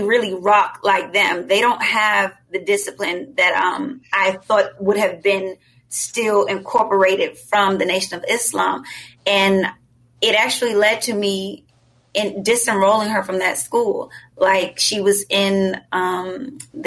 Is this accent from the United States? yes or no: yes; Richmond, Virginia, United States; that's my hometown